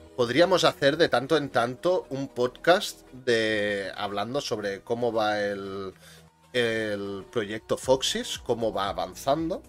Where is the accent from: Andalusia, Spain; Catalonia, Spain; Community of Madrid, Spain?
Catalonia, Spain; yo soy catalán